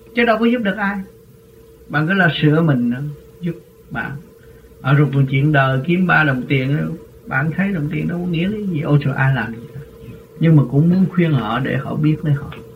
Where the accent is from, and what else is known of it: Vietnam